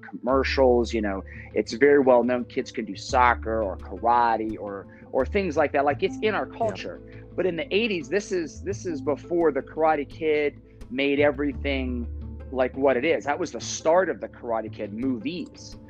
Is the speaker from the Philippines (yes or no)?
no; Northeast Ohio, United States; growing up in Northeast Ohio, football is like the thing